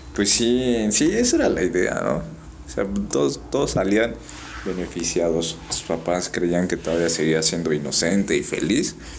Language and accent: Spanish; Mexico; nuestra identidad, ¿no? Como mexicanos